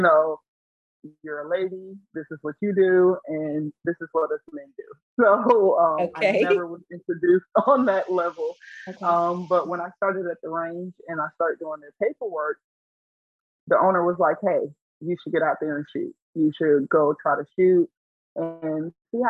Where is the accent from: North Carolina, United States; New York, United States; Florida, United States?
North Carolina, United States; Bunn; also born or lived in Durham, North Carolina / Raleigh, North Carolina; And I lived in Bun, North Carolina. Some people may know of it. It's right outside of Lewisburg. But that's where I grew up